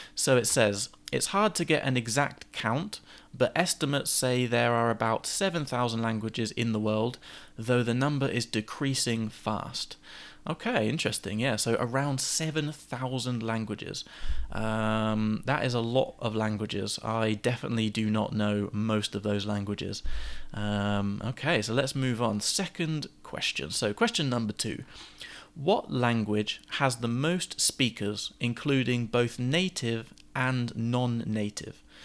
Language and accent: English; England, United Kingdom; being English